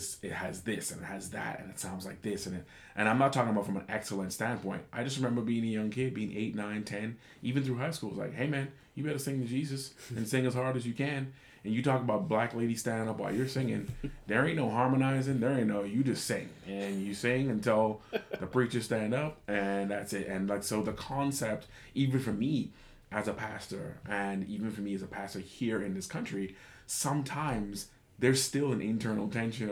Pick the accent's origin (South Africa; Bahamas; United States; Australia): Bahamas; moved away as an adult; growing up in conservative churches in the Bahamas